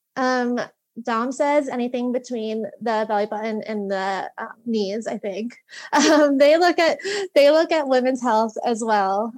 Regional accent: Long Valley, New Jersey, United States; also born or lived in Virginia / New York City; I'm from Long Valley, New Jersey, uh, a little over an hour outside of New York City

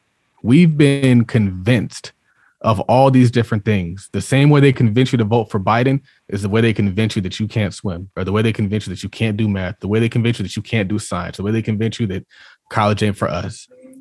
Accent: Harlem, New York, United States; I'm from Harlem.

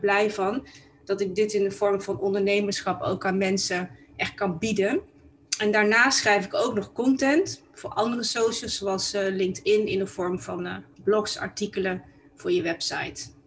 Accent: Tilburg, North Brabant, Netherlands; now in Amsterdam, Netherlands; ik kom oorspronkelijk uit Brabant, want ik ben eigenlijk een Tilburgse. En ik ben ehm, in 1997 ben ik eh, verhuisd eh, naar Amsterdam en daar woon ik eh, nog steeds.

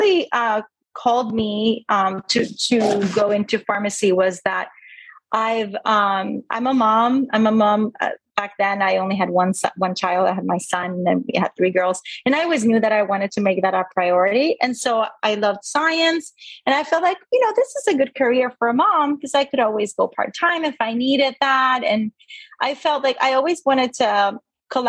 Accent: Puerto Rico; moved away as an adult; also born or lived in Indiana / Maryland / Pennsylvania; now in Sarasota, United States; So I was born and raised in Puerto Rico. And I actually left when I was 18 to go to college at Purdue University.

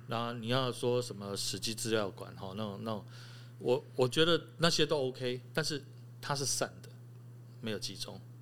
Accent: Chiayi, Chiayi City, Taiwan; moved away; also born or lived in Taipei; 我是嘉义人，我嘉义出生

